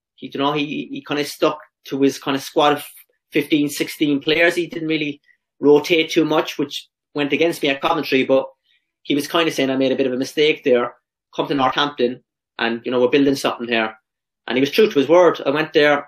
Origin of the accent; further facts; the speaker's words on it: Ireland; also born or lived in England; now in Australia; as Irish players